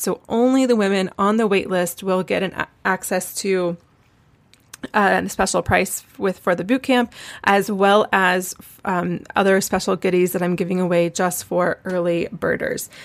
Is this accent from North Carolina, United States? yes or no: yes; Asheville, North Carolina, United States; moved away as an adult; also born or lived in Columbia, South Carolina / Jerusalem / Charleston, South Carolina; I grew up in Asheville, which is only five hours away from Charleston, and I was actually born in Columbia, South Carolina, never really lived there